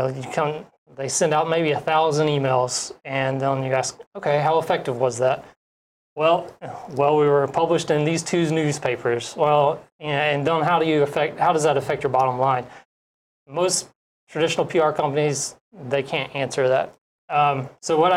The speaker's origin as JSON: {"language": "English", "town": "Atlanta", "region": "Georgia", "country": "United States", "also_born_or_lived": "Fort Hood, Texas", "moved": "as an adult", "lives_now": "Hawaii, United States", "said": "I'm from Atlanta, Georgia."}